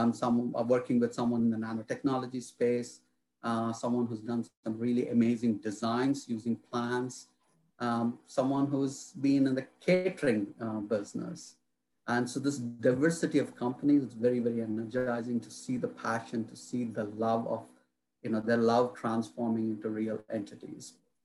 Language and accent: English; India; now in North Carolina, United States; I'm originally from India. And through my career, I have moved around different parts of the country, different parts of the world.